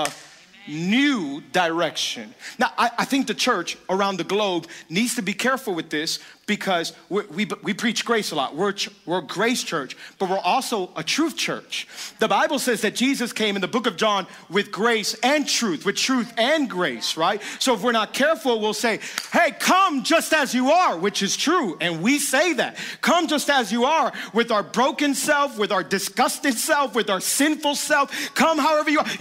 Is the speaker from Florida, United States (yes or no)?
yes; Miami, Florida, United States; I was born and raised here. I'm from Miami my whole life